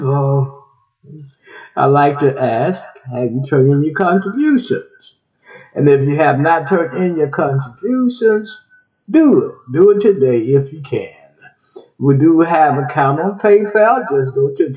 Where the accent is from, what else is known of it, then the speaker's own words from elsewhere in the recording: Texas, United States; also born or lived in Ohio; Texas, my home state, Texas.